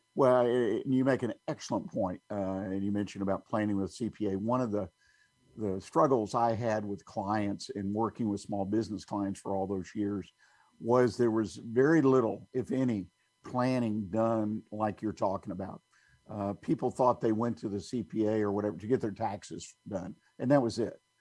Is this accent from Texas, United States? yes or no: yes; Houston, Texas, United States; also born or lived in Montgomery County, Texas; I grew up in in Houston, Harris County